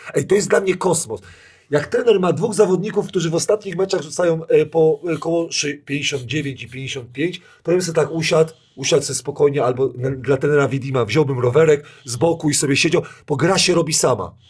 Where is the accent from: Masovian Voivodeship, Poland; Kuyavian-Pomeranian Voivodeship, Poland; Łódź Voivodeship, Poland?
Kuyavian-Pomeranian Voivodeship, Poland; ja jestem z Kujaw